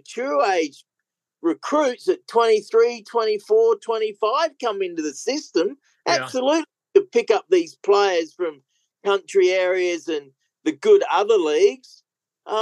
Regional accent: Adelaide, South Australia, Australia; also born or lived in Gawler; my home state and city of Adelaide

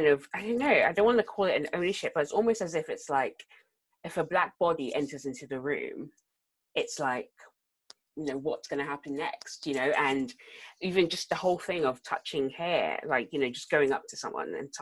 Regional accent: South Africa; also born or lived in London; now in Exeter, United Kingdom; I grew up in South Africa

